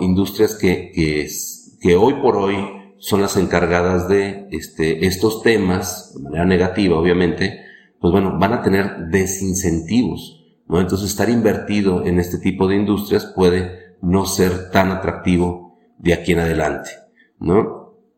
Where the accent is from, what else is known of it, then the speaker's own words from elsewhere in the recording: Mexico; en México en realidad todos los somos, pues somos latinos